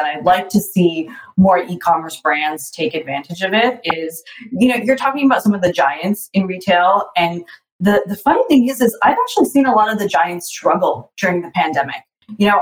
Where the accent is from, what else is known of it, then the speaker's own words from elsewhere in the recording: Toronto, Ontario, Canada; I'm from Toronto